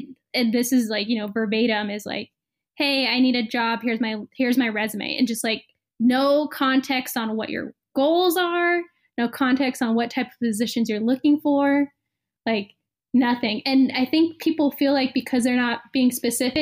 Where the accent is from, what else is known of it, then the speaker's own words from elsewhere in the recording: Bay Area, California, United States; I'm from the Bay Area